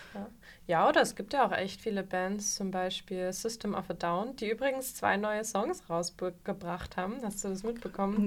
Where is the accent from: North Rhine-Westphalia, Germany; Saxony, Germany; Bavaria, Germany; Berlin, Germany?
Saxony, Germany; Vogtland; moved away; ich bin aus dem Vogtland